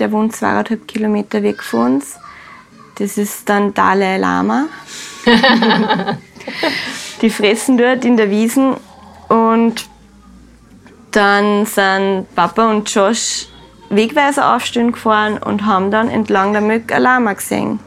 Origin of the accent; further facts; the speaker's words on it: Austria; bei uns in Österreich